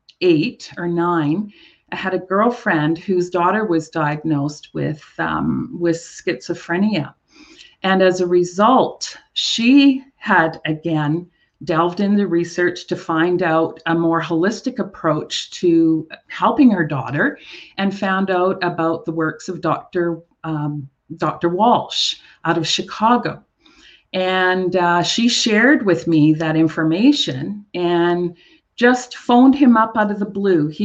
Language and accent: English; Rossland and Trail, British Columbia, Canada; my wellness center in my hometown of Rawson and Trail, British Columbia